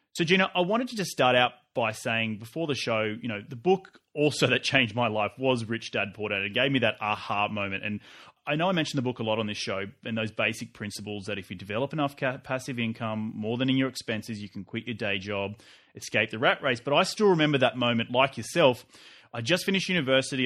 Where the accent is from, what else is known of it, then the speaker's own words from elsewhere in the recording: Australia; now in Los Angeles, United States; an Aussie's Guide to U S Real Estate